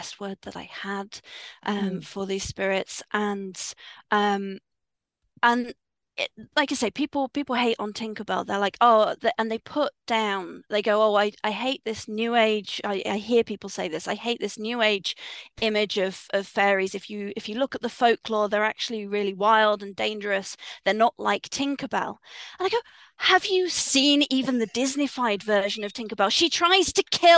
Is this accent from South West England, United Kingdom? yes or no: yes; Swindon, South West England, United Kingdom; I grew up in Swindon